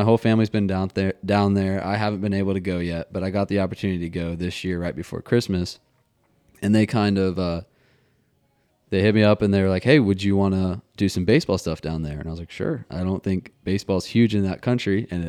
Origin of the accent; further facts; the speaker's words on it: Atlanta, Georgia, United States; born there; I was born in Atlanta. Okay. Piedmont Hospital.